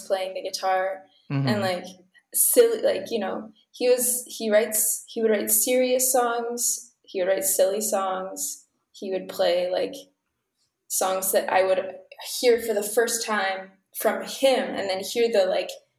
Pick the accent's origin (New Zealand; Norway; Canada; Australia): Canada; Ottawa, Ontario; moved away as an adult; now in Toronto, Canada; I grew up in Ottawa, Ontario